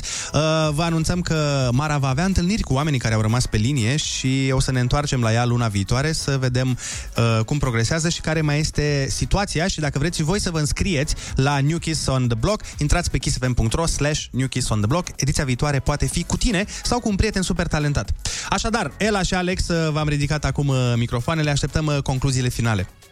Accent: Suceava, Suceava County, Romania; now in Bucharest, Romania; Eu vin din Suceava, unde la noi e cu credință, e cu mănăstiri, cu biserici, e Bucovina

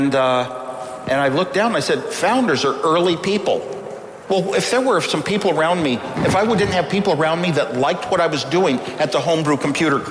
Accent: United States; I'm an American. I'm an American. I grew up an American

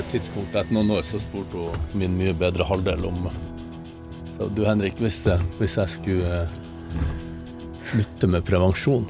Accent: Målselv, Troms, Norway; accent: samnordnorsk; also born or lived in Harstad; jeg ble født i Harstad, men så flytta jeg til Målselv når jeg var en måned

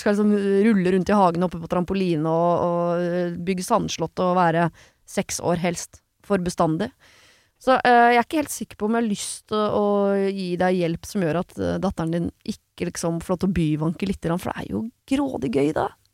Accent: Oslo, Norway; moved away as an adult; tidligere byvanker, jeg, i og med ja. at jeg er fra Oslo sentrum

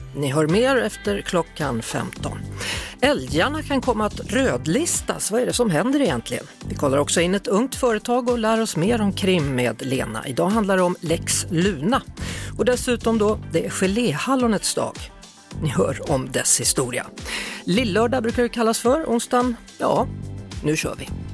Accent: Skövde, Västra Götaland, Sweden; jag är från Skövde

